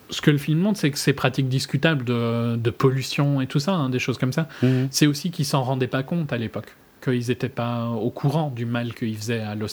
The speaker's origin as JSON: {"language": "French", "country": "France", "said": "je sais pas si c'est parce qu'on est français, francophone, qu'on connaît tous Cousteau"}